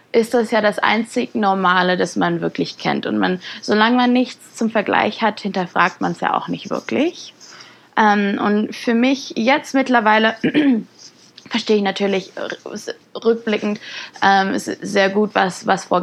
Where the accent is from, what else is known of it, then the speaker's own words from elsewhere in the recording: Germany; Ja, also geboren und groß geworden in Deutschland.